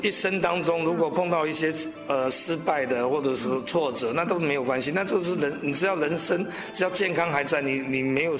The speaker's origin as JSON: {"language": "Chinese", "region": "Taipei", "country": "Taiwan", "tie": "born or raised there", "said": "然后就在台北嘛，台北的小孩子，然后从小就在台北长大"}